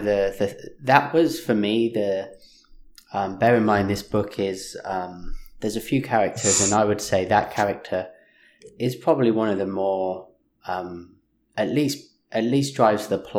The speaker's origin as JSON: {"language": "English", "region": "England", "country": "United Kingdom", "said": "being English"}